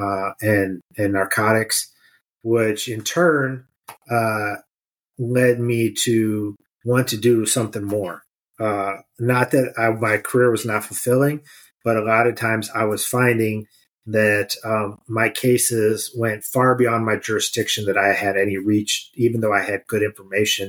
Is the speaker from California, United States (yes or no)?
no; Mid Michigan, United States; also born or lived in Detroit area, Michigan; So I was born and raised in Mid Michigan, went to school on the west side of the state, moved down to Detroit area